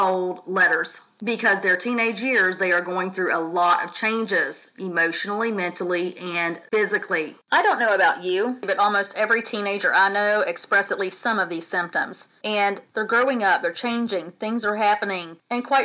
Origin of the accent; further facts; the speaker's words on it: United States; moved away; I am actually on vacation back in my home state